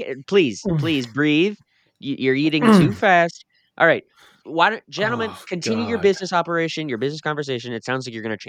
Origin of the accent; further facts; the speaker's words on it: Saskatchewan, Canada; I'm from Saskatchewan, Canada.